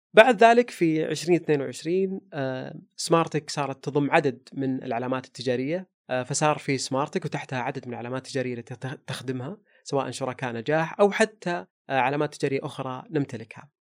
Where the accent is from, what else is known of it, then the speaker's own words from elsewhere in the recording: Saudi Arabia; لهذا الوطن ولهذا المكان اللي احتضنه طول عمرنا من ميلادنا